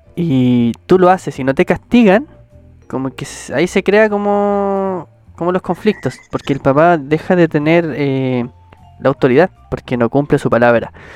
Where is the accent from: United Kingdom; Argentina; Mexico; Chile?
Chile; somos del país de Chile